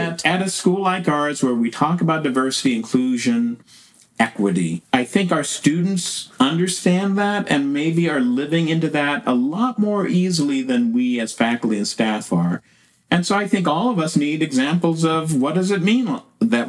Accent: West Coast, United States; I grew up on the West Coast

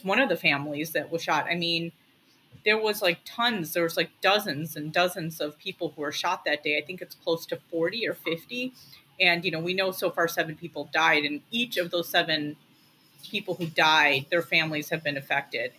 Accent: Lincolnwood, Illinois, United States; I grew up in Lincolnwood, which is not too far away from Highland Park

